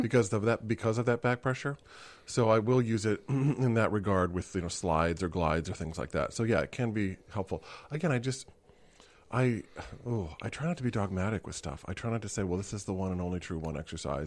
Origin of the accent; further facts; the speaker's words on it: Kansas City, United States; I grew up in Kansas City